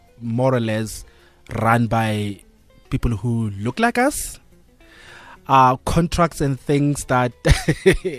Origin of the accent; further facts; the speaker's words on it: North West, South Africa; now in Johannesburg, South Africa; I'm a kid from Northwest